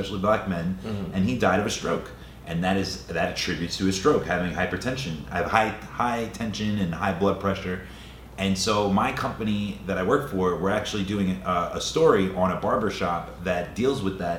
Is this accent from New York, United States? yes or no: yes; New York City, New York, United States; We're from the East Coast. We're from New York City